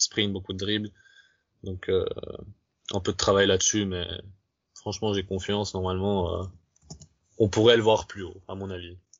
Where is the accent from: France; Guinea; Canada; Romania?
Romania; chez nous en Roumanie